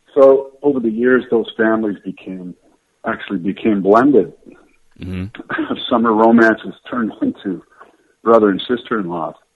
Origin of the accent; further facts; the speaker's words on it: London, Ontario, Canada; moved away as an adult; also born or lived in Toronto, Canada / La Jolla, United States; I was born in Toronto, Toronto, and I grew up in London, Ontario